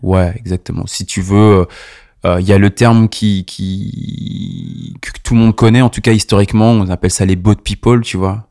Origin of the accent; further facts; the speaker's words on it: La Rochelle, Nouvelle-Aquitaine, France; moved away as an adult; also born or lived in Montreuil; now in Paris, France; Je suis né à La Rochelle, donc à quatre cent cinquante kilomètres d'ici. Et ça fait à peu près quinze ans que je suis sur Paname